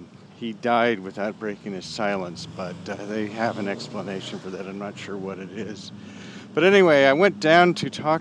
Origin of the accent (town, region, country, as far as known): Berkeley, California, United States; born or raised there